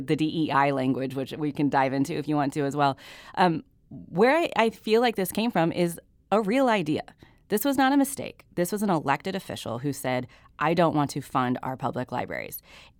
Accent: Missouri, United States; I grew up in Webster County, and we had a public library. It was very small, but it existed, and you could go to it. And that was a resource for kids like me who grew up in rural Missouri

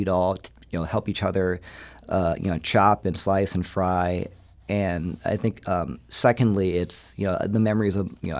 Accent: St. Louis, Missouri, United States; I'm from St. Louis originally, and the St. Louis that I grew up in is very different

